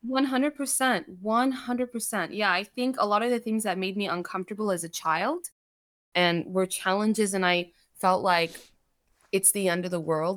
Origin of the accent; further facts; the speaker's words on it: United States; English is a second language; also born or lived in Saudi Arabia; we were able to move here. when I was four, my brother was six, and so when we moved here, I did not speak English